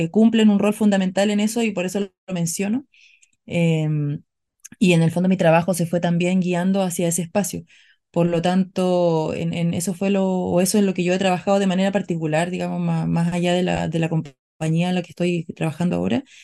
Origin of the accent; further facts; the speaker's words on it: Antofagasta, Chile; also born or lived in Tocopilla; no soy de, de una ciudad en particular, pero nací en Antofagasta y viví en Tocopilla, eh, bueno, en Antofagasta mismo